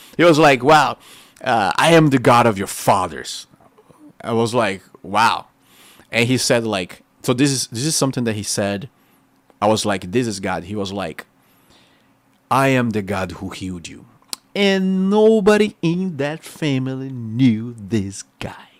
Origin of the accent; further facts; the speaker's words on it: Rio de Janeiro, Brazil; English is a second language; moved away as an adult; now in United States; We just moved out of Rio de Janeiro.